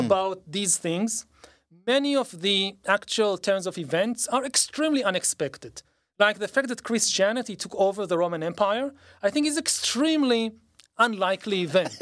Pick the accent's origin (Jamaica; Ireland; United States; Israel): Israel; growing up in Israel